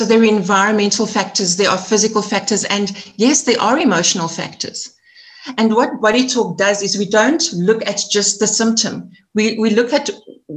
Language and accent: English; Edenvale, Gauteng, South Africa; also born or lived in Eastern Cape / Johannesburg; I'm a Joburg girl, born and bred. I spent some of my childhood in the Eastern Cape in a farming community. In primary school, I came back to Joburg, and I'm an Edenvale girl. So I spent most of my life in Edenvale.